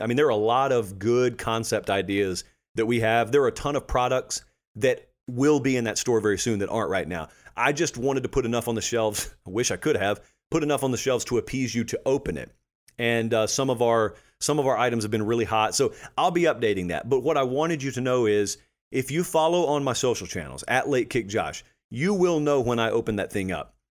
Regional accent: the Deep South, United States; I grew up in the South, the deep, deep South

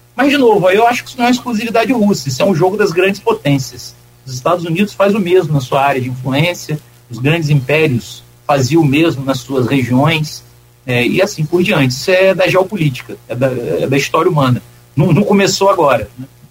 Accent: Campos dos Goytacazes, Rio de Janeiro, Brazil; also born or lived in Minas Gerais; eu nasci em Minas, mas eu morei em Campos a maior parte da vida. Então, pode, pode dizer que eu sou um campista adotado

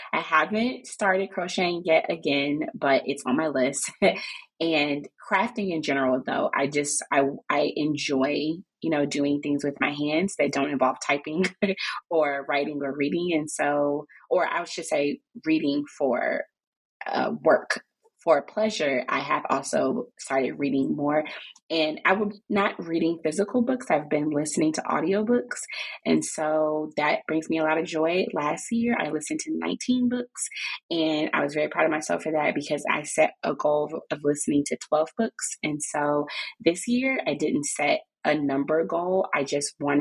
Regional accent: Chicago, Illinois, United States; now in Maryland, United States; I am originally from Chicago, and I live here in Maryland with my husband and my three kids.

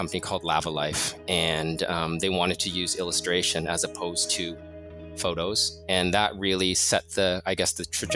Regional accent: Toronto, Ontario, Canada; moved away as an adult; also born or lived in Mozambique / Portugal; now in New York City, United States; we moved to Toronto and I lived there until 2005. So I studied there, I went to school there, studied art there

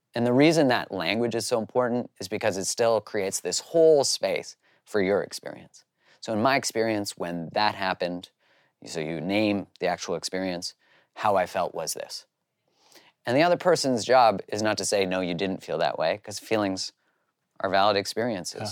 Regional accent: Canada; I grew up in Canada.

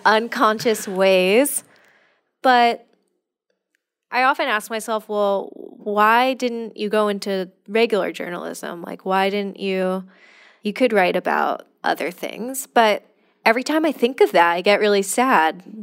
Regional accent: California, United States; I'm from California

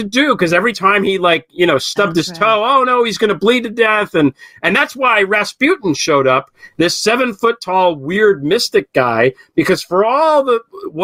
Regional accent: United States; As an American

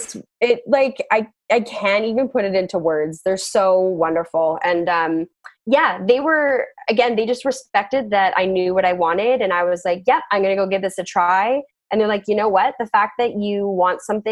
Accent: Whistler, British Columbia, Canada; growing up in Whistler, we had such a tight community and all my friends I've known since kindergarten

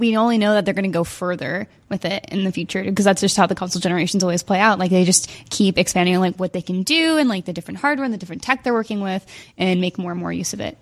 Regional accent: Midwest, United States; I grew up in the Midwest

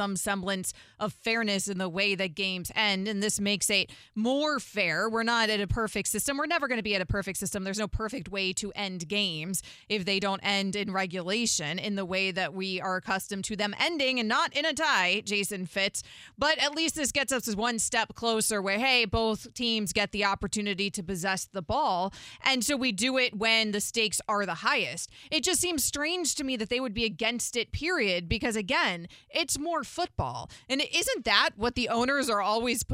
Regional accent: Florida, United States; I'm a Floridian. I'm from Florida. I live in Florida

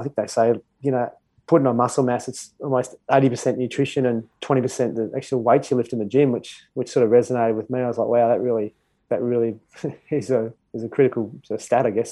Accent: Perth, Western Australia, Australia; moved away as an adult; also born or lived in Mount Isa, Queensland; now in Brisbane, Australia; I was born in Mount Isa, I think I left Queensland when I was about uh, 12 months old. So um, certainly my well, my baby years and my formative years were, were there in Perth

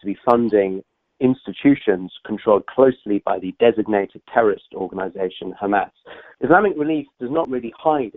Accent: United Kingdom; I come from the United Kingdom

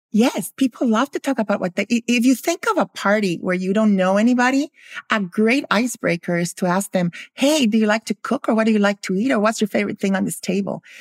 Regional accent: Guatemala; also born or lived in Philadelphia, United States; I grew up in Guatemala

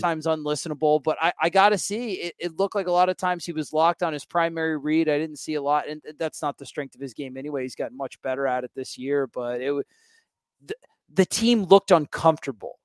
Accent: Florida, United States; I'm from Florida

